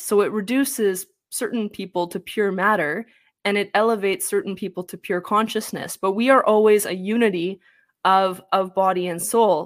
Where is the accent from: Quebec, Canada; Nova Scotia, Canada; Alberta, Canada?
Alberta, Canada; same province as Jordan Peterson; I'm even from the same province as Jordan Peterson.